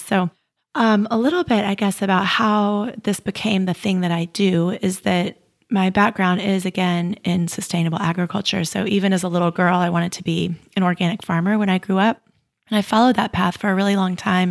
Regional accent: United States; I was growing up in the United States

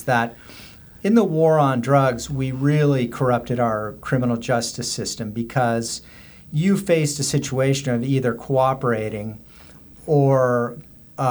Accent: Southern California, United States; We're both from Southern California.

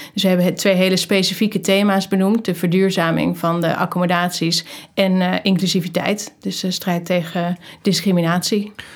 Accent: Amsterdam, North Holland, Netherlands; moved away as an adult; also born or lived in North Brabant; ik ben geboren in Amsterdam.

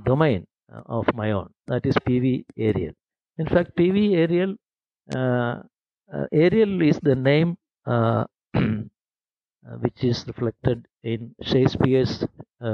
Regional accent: Kerala, India; first language Malayalam; English is a second language; now in Hyderabad, India; I am in fact from Kerala. At another southern state in India.

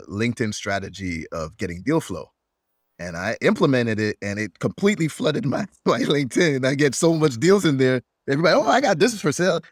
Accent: Jamaica; although I'm not Swedish, I'm Jamaican.

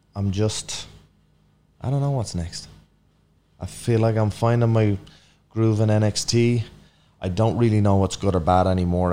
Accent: Ireland; moved away as an adult; now in United States; grown up in Ireland, like super cold, wet climate

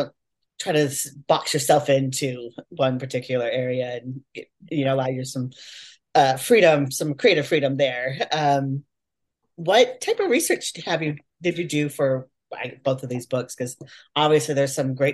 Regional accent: Oregon, United States; moved away as an adult; now in Kentucky, United States; I grew up in Oregon, but I've lived here in Kentucky for the last 5 years now

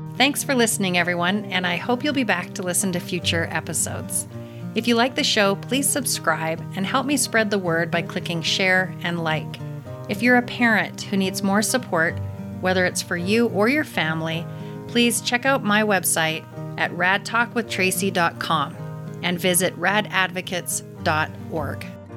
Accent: Calgary, Alberta, Canada; moved away; I'm from Calgary

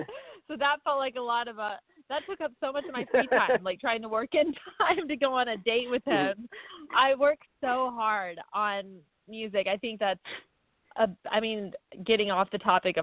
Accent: Little Rock, Arkansas, United States; also born or lived in Ferndale, Arkansas; I'm from Little Rock, Arkansas, technically Ferndale, but Ferndale is so small that our mail even says Little Rock

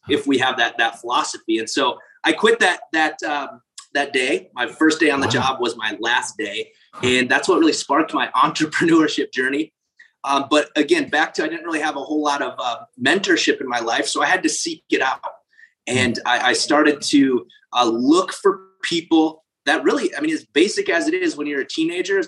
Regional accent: South Dakota, United States; I grew up in South Dakota

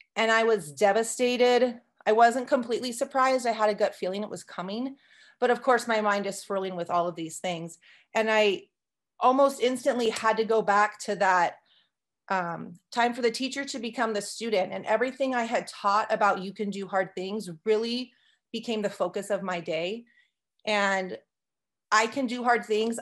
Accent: California, United States; also born or lived in Arizona; now in Montana, United States; I grew up in California and I lived in Arizona before moving here about five, six years ago

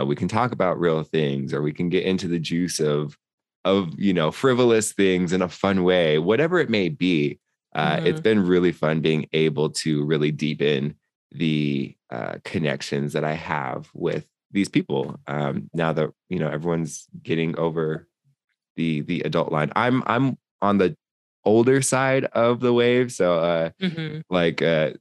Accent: United States; we're also American

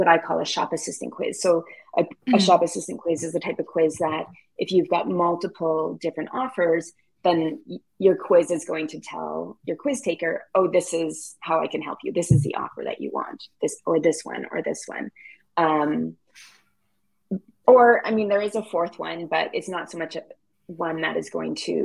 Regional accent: Canada; As a Canadian

